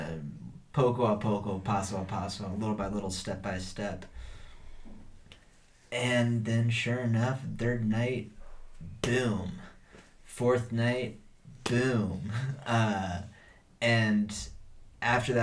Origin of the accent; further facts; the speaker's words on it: Texas, United States; moved away; also born or lived in Wisconsin / Peru; I'm from Texas